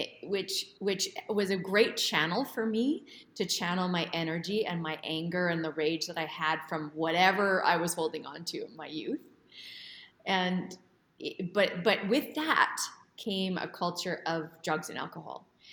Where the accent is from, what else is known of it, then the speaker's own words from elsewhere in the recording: Edmonton, Alberta, Canada; moved away as an adult; I grew up in Edmonton, Alberta, Canada